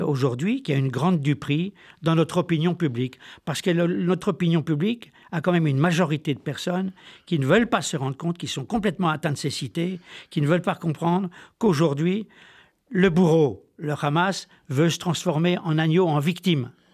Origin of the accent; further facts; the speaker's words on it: Besançon, Bourgogne-Franche-Comté, France; also born or lived in French Alps; je suis originaire de Franche-Comté, moitié Besançon, moitié des Alpes